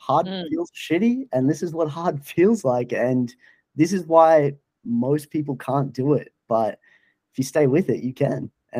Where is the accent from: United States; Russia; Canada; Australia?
Australia; I love that, you know, being an Australian and you're giving this platform as well.